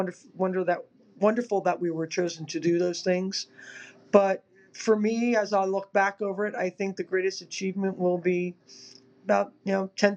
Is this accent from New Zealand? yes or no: no; New Jersey, United States; moved away; also born or lived in Massachusetts / Delaware; I was born in North Jersey